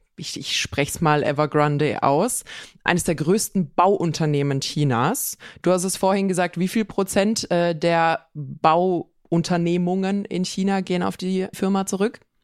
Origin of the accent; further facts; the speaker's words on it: Swabia, Germany; bei uns in Schwaben